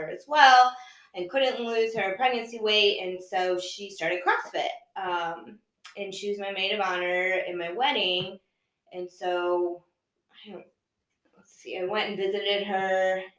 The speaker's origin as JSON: {"language": "English", "town": "Fort Wayne", "region": "Indiana", "country": "United States", "tie": "born or raised there", "said": "I will be 39 this year on Christmas. I'm from Fort Wayne, born and raised. I have an older brother and a younger sister."}